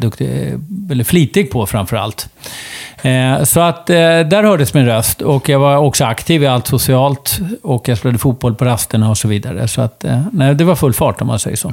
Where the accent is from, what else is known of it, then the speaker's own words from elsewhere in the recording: Uppsala, Uppsala County, Sweden; på sjukhuset i Uppsala. Akademiska sjukhuset i Uppsala 1962